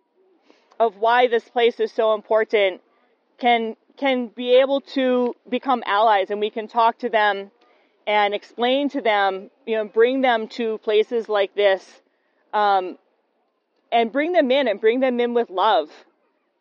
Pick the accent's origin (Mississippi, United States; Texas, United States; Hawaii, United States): Hawaii, United States; Aiea; I'm from Oahu. I'm from Aiea